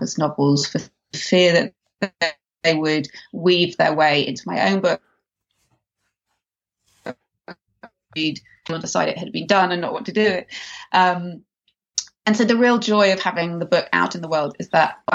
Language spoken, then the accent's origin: English; England, United Kingdom; moved away as an adult; now in Los Angeles, United States; growing up in England as a child, I devoured Enid Blyton books